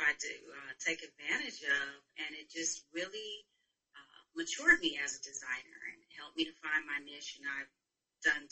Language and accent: English; Michigan, United States; moved away as an adult; also born or lived in Chicago; now in Los Angeles, United States; I am originally from Michigan, born and raised in Michigan, and then I moved to Chicago